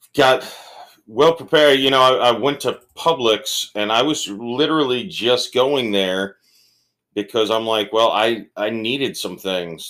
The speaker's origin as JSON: {"language": "English", "region": "Florida", "country": "United States", "said": "I'm from the South"}